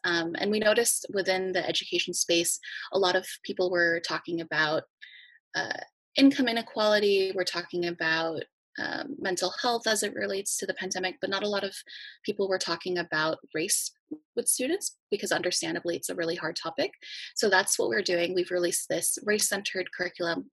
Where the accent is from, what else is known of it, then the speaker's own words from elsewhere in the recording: Los Angeles, California, United States; I I grew up in East Hollywood